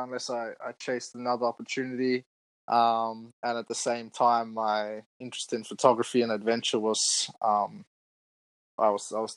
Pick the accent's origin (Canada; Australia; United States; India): Australia; Adelaide, South Australia; moved away as an adult; I'm in my hometown of Adelaide, Australia